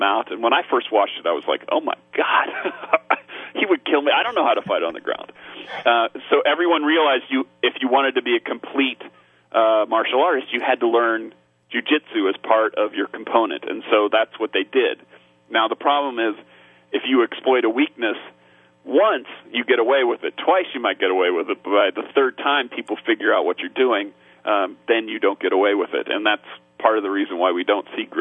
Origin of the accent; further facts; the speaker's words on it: Topeka, Kansas, United States; I grew up in Topeka, Kansas